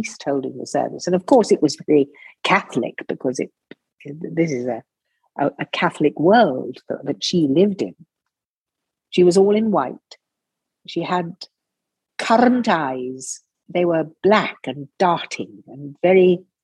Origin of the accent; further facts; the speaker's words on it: England, United Kingdom; From England